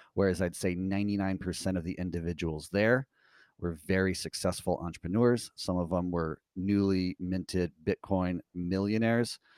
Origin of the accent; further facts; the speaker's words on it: United States; as an American citizen